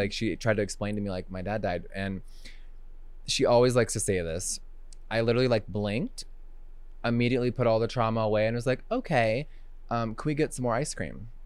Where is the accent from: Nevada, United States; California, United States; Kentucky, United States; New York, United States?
California, United States; Huntington Beach; moved away as an adult; also born or lived in Los Angeles; now in Wyoming, United States; I'm from Huntington Beach, seven one four